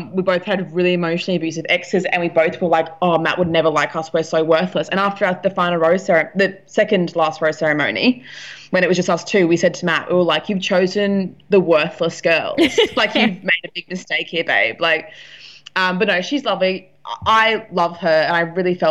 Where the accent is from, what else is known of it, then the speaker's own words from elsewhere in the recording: Brisbane, Queensland, Australia; I'm from Brisbane, and I went down to Sydney to stay with my friend